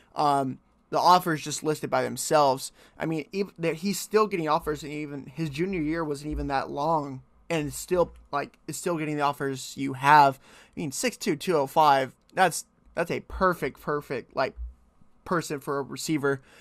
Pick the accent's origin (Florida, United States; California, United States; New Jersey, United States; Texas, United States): Texas, United States; Fort Worth; I grew up in Fort Worth